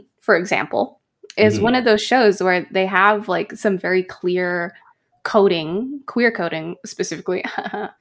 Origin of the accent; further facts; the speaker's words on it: Canada; I'm a Canadian-Chinese girl